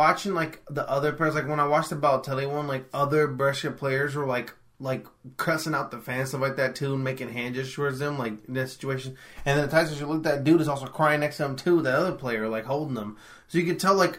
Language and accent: English; United States; I'm from America